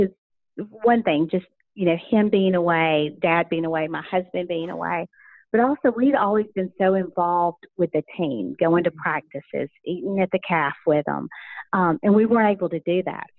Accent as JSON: {"language": "English", "town": "Rome", "region": "Georgia", "country": "United States", "tie": "born or raised there", "also_born_or_lived": "North Carolina", "said": "we came to Rome, which was home for both my mom and my dad. And so I grew up here"}